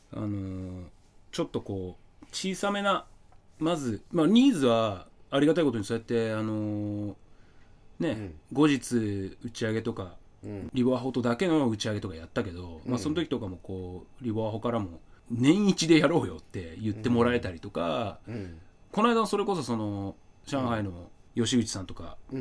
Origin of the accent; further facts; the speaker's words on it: Asahikawa, Hokkaido, Japan; born or raised there